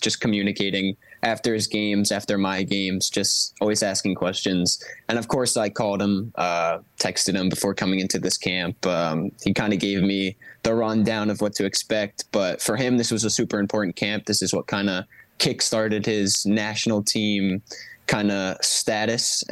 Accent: Philadelphia, Pennsylvania, United States; I have to back my hometown club

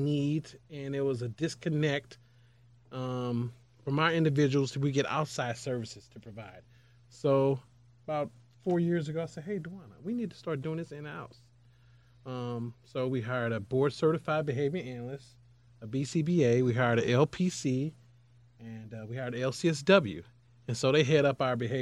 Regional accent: St. Louis, Missouri, United States; I grew up in North St. Louis on 20th and Cass Avenue in the projects

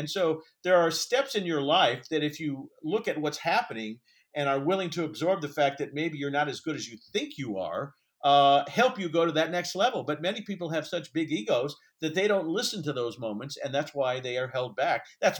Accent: Indianapolis, Indiana, United States; growing up in Indianapolis in the 60s watching Steve Allen

